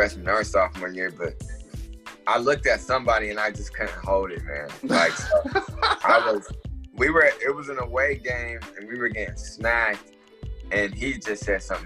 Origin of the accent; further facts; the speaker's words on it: Columbus, Ohio, United States; also born or lived in Cleveland, Ohio; we moved from Cleveland to Columbus. I was like 7 years old